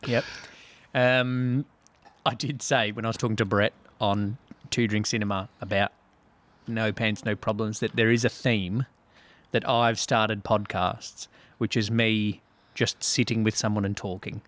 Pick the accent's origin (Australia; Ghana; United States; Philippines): Australia; Melbourne, Victoria; born or raised there; accent: Australian